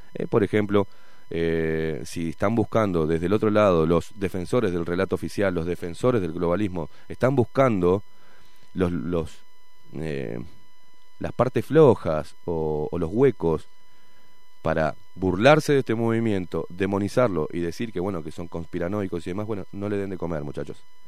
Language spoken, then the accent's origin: Spanish; Uruguay; Acá, acá, acá, en Uruguay